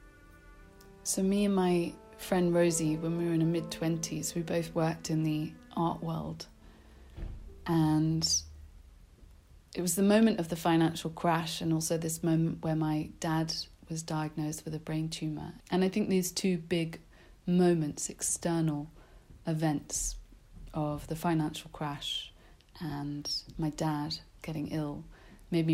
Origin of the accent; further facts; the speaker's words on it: London, United Kingdom; I grew up in South London, which isn't very exotic